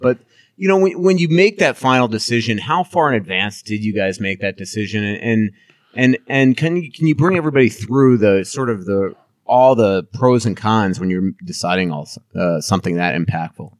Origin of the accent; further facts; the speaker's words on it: Long Island, New York, United States; I grew up in Long Island